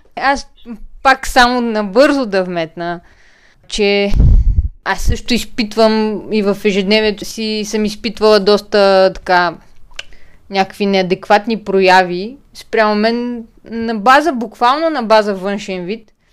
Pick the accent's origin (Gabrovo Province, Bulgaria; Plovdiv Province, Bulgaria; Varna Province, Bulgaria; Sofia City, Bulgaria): Plovdiv Province, Bulgaria; Plovdiv; Пловдив е и моя роден град, както на Ива